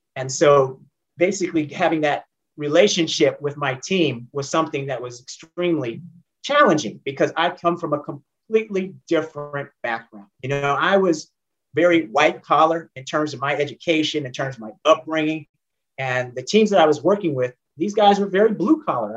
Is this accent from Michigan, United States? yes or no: no; San Jose and Oakland, California, United States; moved away as an adult; now in Atlanta, United States; i grew up primarily between san jose california and oakland california